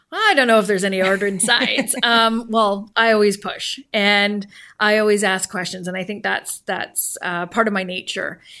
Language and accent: English; Vancouver, British Columbia, Canada; also born or lived in Port Alberni; born and raised in Vancouver, moved to Port Alberni, taking my entire family with me